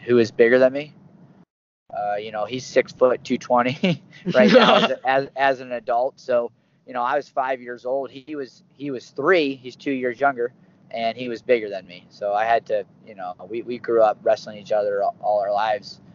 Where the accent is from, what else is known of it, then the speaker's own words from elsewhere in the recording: Bridgeville, Pennsylvania, United States; moved away; also born or lived in State College, Pennsylvania; I was born and raised in Pittsburgh, Pennsylvania, a little town southwest called Bridgeville